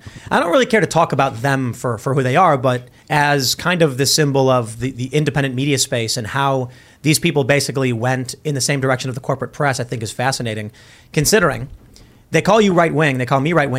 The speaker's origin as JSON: {"language": "English", "town": "Chicago", "region": "Illinois", "country": "United States", "said": "where are you from? I was like, Chicago. You're like, yeah, me too, where? I was like, oh, by Midway."}